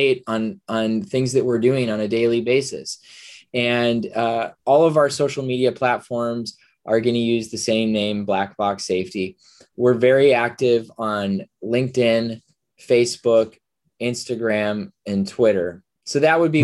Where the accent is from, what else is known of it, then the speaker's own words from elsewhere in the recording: Minnesota, United States; I'm from Minnesota